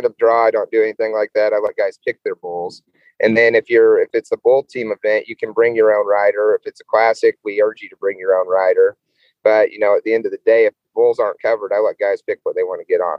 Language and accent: English; Brush, Colorado, United States; now in Bennett, United States; Brush was my hometown. That's where I grew up. And now I live in Bennett.